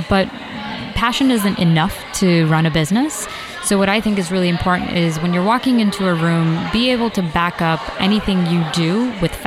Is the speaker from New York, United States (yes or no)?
yes; New York City, New York, United States; I'm a New Yorker.